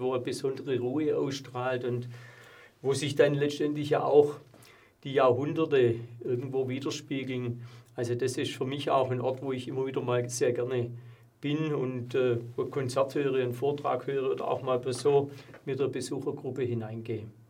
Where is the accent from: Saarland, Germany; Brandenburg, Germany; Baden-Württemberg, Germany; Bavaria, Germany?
Baden-Württemberg, Germany; Plochingen; meine Heimatstadt, äh, der ich äh, zutiefst verbunden bin